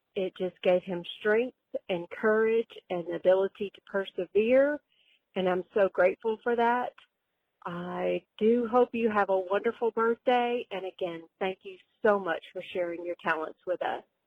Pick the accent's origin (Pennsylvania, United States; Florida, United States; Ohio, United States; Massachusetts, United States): Pennsylvania, United States; Coopersburg; I am from Coopersburg, Pennsylvania